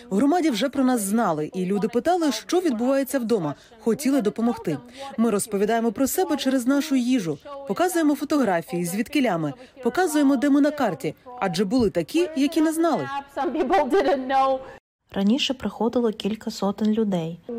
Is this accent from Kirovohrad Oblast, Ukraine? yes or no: yes; Kirovohrad Oblast, Ukraine; now in United States; В нашому районі ми самі з Кіровоградської області є волонтери